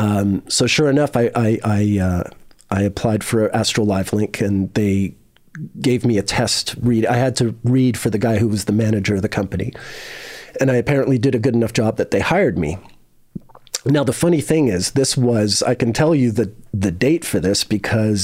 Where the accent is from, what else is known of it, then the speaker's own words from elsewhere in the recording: Canada; moved away as an adult; also born or lived in Montreal / Cumberland / England; I'm a Canadian living in Europe